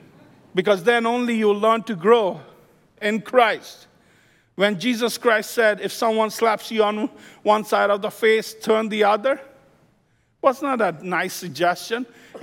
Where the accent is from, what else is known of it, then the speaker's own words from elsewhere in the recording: Midwest, United States; By the way, I'm from Midwest. I lived in the Midwest for 22 years. Flat land, straight streets.